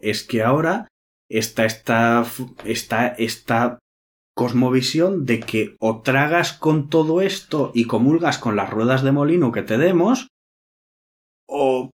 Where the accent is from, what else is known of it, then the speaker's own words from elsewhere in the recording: Spain; soy español